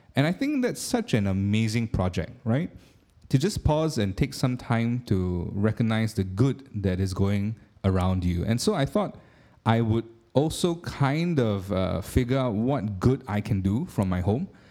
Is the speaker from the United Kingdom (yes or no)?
no; Singapore; being a Singaporean